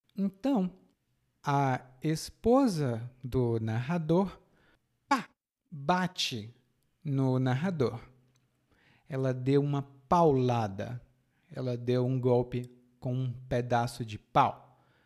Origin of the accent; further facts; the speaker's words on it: Fortaleza, Ceará, Brazil; na minha cidade natal é assim. Lá em Fortaleza é muito quente.